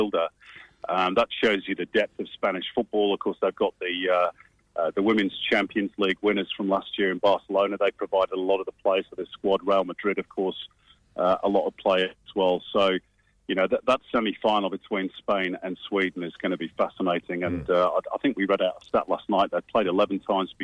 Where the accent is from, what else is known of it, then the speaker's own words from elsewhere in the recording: England, United Kingdom; moved away; being English by birth